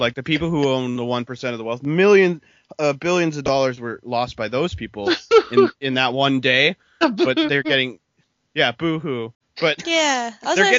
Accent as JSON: {"language": "English", "country": "United States", "moved": "yes", "lives_now": "United Kingdom", "said": "I'm American"}